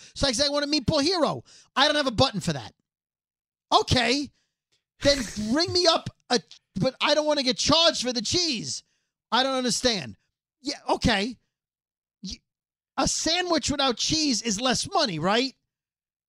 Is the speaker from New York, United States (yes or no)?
yes; New York City, New York, United States; I'm from Brooklyn.